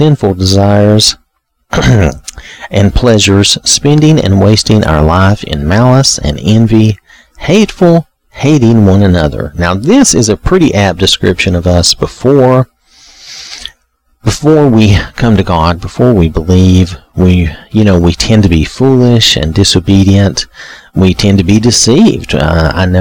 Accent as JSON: {"language": "English", "region": "the South", "country": "United States", "said": "I'm from the South in the U.S."}